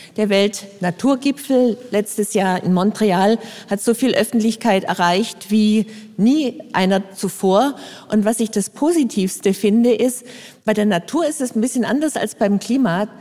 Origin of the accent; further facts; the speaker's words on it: Frankfurt, Hesse, Germany; Bei uns in Frankfurt